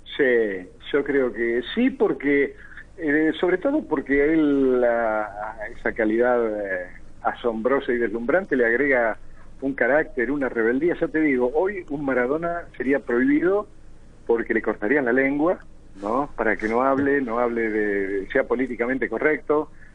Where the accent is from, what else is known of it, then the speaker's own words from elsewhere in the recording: Argentina; ni siquiera somos la Argentina que algún día conocí y que, ahora desconozco